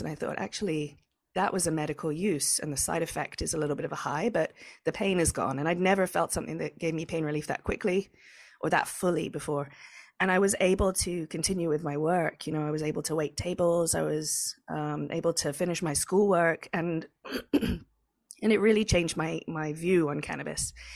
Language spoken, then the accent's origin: English; England, United Kingdom; moved away; I'm from England